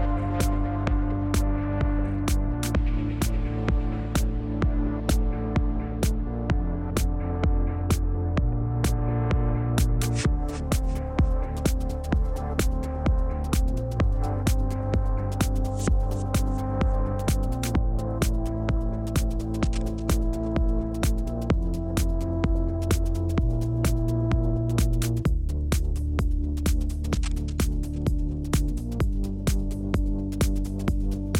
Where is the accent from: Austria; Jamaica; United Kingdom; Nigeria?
Austria; I am from Austria